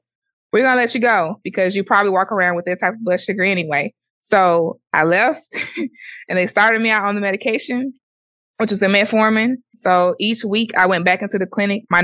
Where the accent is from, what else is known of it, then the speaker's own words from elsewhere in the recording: Mississippi, United States; I'm African American. I'm from Mississippi